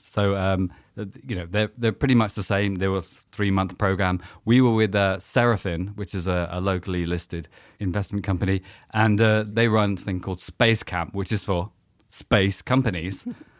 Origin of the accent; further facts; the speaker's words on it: South West England, United Kingdom; accent: West Country; West Country accent. A long time ago, I was a boy from Devon, so there we go.